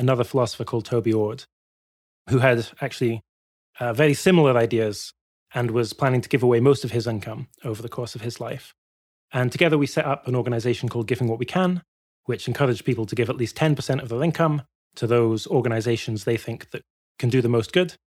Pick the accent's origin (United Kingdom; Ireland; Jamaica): United Kingdom; Glasgow, Scotland; I grew up in Glasgow